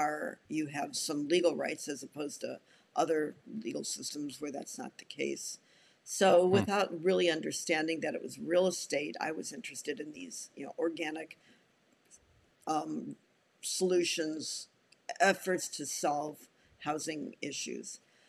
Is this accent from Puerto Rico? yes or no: yes; San Juan, Puerto Rico; moved away; also born or lived in Evanston, Illinois, United States; I was born in Evanston, Illinois. And when I was 12, my family moved to San Juan, Puerto Rico, where I spent junior high and high school years.